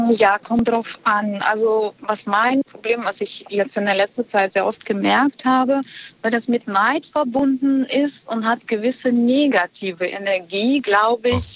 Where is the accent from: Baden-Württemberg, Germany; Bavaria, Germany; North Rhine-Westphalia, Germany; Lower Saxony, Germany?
North Rhine-Westphalia, Germany; Bonn; Aus Bonn.